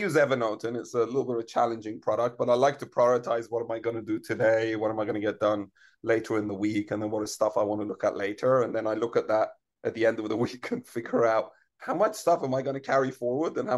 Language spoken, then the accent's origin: English; Iran; moved away; I grew up in Iran and I was very young before the revolution